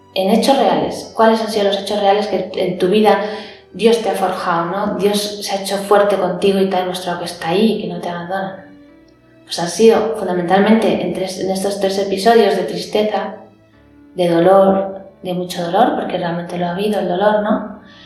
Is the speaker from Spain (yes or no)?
yes; Madrid, Community of Madrid, Spain; nací en Madrid, en una familia muy maravillosa